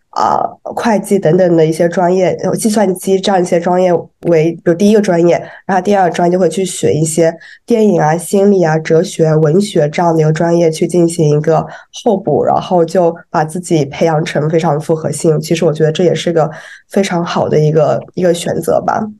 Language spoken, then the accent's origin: Chinese; China; 我们中国人